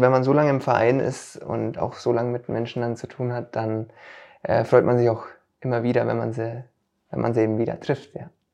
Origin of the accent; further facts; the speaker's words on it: Stammbach, Bavaria, Germany; also born or lived in Münchberg; Ich wurde in Münchberg geboren und Stambach, Stambach, wo ist dann auch mein Familienhaus